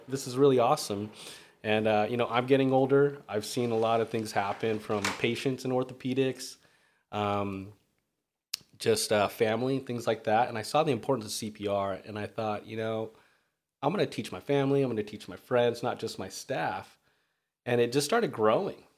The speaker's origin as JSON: {"language": "English", "town": "Redondo Beach", "region": "California", "country": "United States", "tie": "born or raised there", "said": "I'm from Redondo Beach. Um, I moved there maybe grade school, so I'd like to say that's my hometown"}